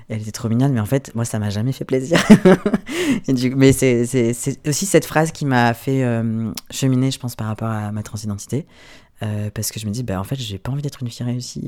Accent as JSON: {"language": "French", "area": "Ardèche", "region": "Auvergne-Rhône-Alpes", "country": "France", "tie": "born or raised there", "also_born_or_lived": "Belgium", "moved": "as an adult", "said": "Je suis née en Ardèche, j'ai grandi dans une petite ville"}